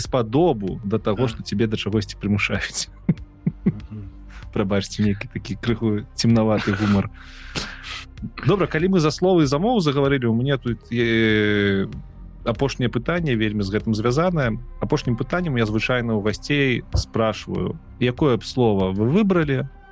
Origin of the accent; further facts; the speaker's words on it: Belarus; я беларус